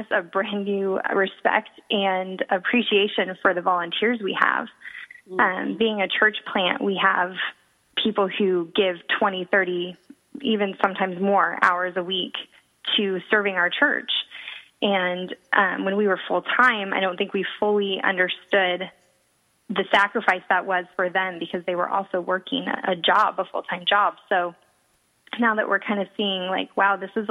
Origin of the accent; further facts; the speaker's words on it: Portland, Oregon, United States; also born or lived in San Jose, California / Modesto, California; now in San Marcos, United States; I'm originally from Portland, Oregon